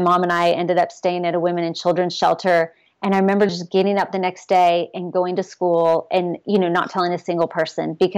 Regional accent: Texas, United States; also born or lived in Ohio; when I was in second grade, we moved from Ohio to Texas

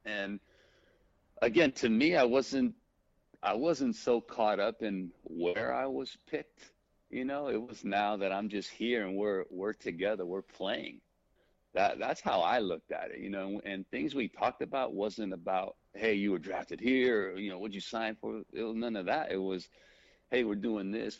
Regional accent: United States; being uh born here, being American, speaking English, speaking Spanish fluently

